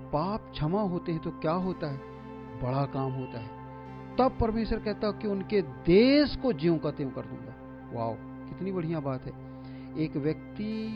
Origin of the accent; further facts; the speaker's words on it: India; हमारे भारत का